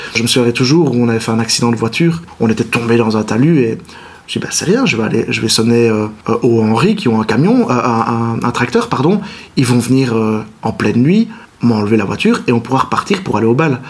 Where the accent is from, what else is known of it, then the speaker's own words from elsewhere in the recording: Libin, Wallonia, Belgium; also born or lived in Marche-en-Famenne / Liège; Liban, c'est mon village natal, en effet. Donc j'y ai habité jusqu'à l'âge de 13 ans de manière quotidienne.